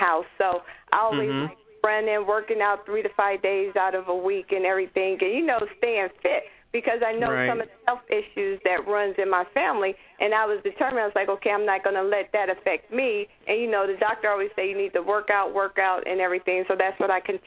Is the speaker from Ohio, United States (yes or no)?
yes; Ohio, United States; also born or lived in California; now in Snellville, Georgia, United States; born and raised in Ohio, but then we moved from Ohio to California